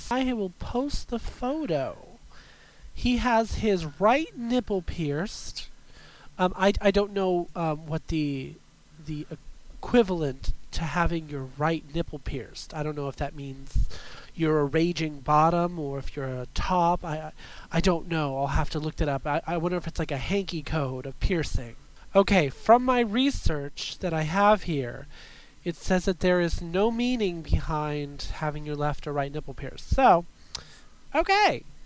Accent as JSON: {"language": "English", "region": "California", "country": "United States", "said": "I am from California"}